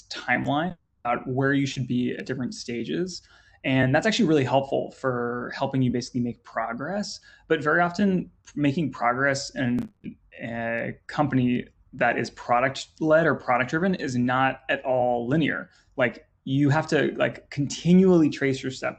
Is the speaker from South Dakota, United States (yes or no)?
no; Northern California, United States; moved away; also born or lived in London; I'm from Northern California.